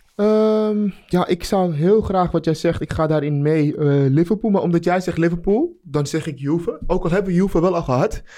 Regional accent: Amsterdam, North Holland, Netherlands; ik ben Amsterdammer

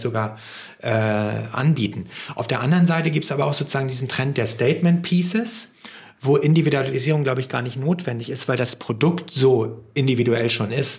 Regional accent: Hamburg, Germany; als Hamburger

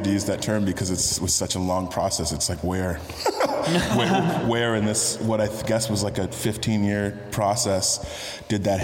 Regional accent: San Francisco, California, United States; also born or lived in Texas / Kentucky; I grew up in in San Francisco primarily. Uh, I'm a Bay Area kid. I've lived more over 20 years there, which is more than any other point anywhere else in my life. But my formative years were in Texas, high school and undergrad.

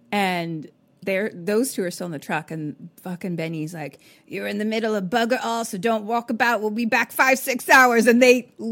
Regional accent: Australia; I'm from Australia.

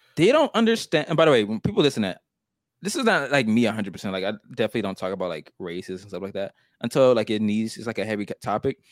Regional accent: the South, United States; accent: country; I've been living in the South my whole life

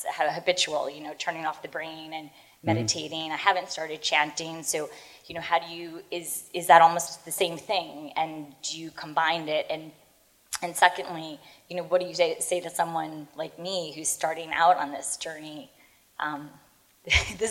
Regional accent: Garden City, New York, United States; moved away as an adult; now in London, United Kingdom; I'm from Long Island, too.

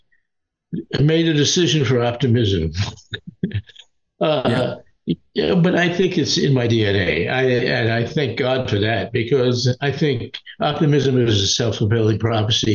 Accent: New York, United States; moved away; also born or lived in California; I grew up in New York, you know, in the 50s.

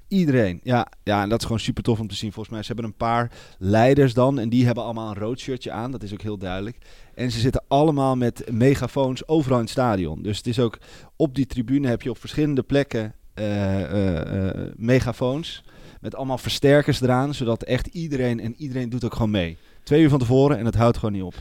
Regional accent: Netherlands; we moeten als Nederlanders

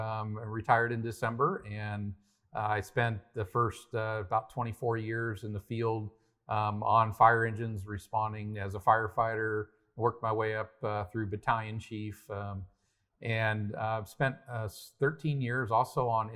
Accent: Paradise, California, United States; Yeah, it really goes back to growing up in Paradise, California, where I'm from.

